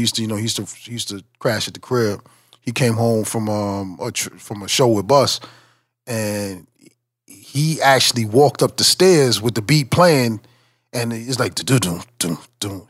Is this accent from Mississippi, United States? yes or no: no; 510 South Franklin, New York, United States; my hometown, 510 uh, South Franklin